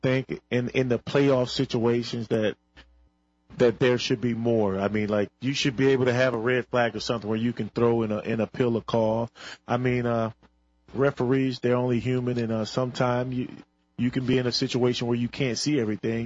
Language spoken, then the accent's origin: English; Michigan, United States; I'm from Michigan